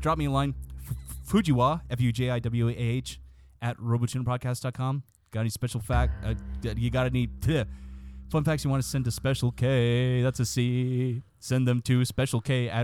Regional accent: Texas, United States; I'm from Texas

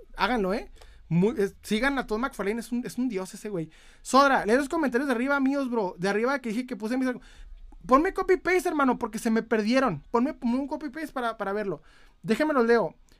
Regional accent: Ciudad Juárez, Chihuahua, Mexico; Soy de Ciudad Juárez, Chihuahua.

